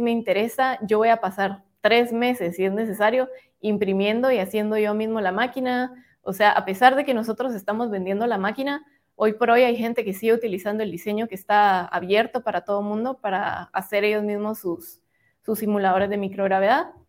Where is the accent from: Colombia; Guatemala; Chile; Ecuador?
Guatemala; como guatemaltecos